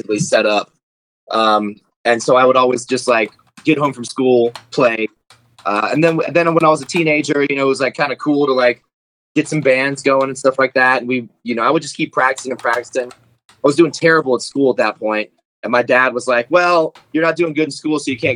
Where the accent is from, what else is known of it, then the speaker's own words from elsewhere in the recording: Atlanta, Georgia, United States; also born or lived in Tacoma, Washington; I grew up in Atlanta